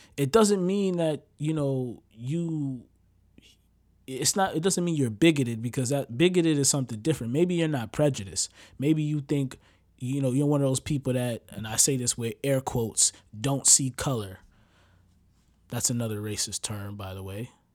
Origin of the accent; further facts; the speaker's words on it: United States; I'm from America